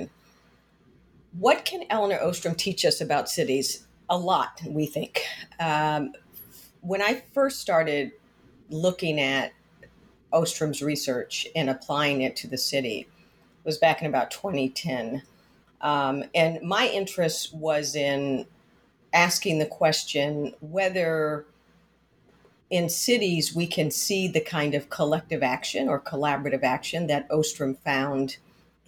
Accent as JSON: {"language": "English", "town": "Miami", "region": "Florida", "country": "United States", "tie": "born or raised there", "also_born_or_lived": "Detroit / San Francisco / Philadelphia / New York", "moved": "yes", "lives_now": "Washington, D.C., United States", "said": "I was born in Detroit, raised in Miami"}